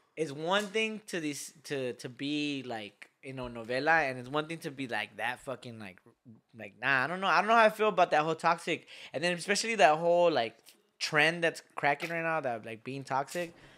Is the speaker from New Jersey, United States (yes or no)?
no; Lynwood, California, United States; we're from Linwood, and it's a, it's a pride to be from Linwood. I've, I've walked these streets, I've grew up in these streets